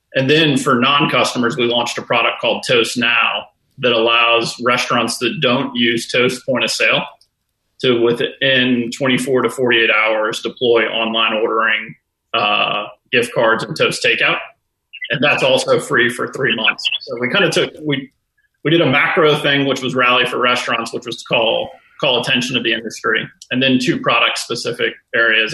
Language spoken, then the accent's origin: English; New Orleans, Louisiana, United States; I grew up in New Orleans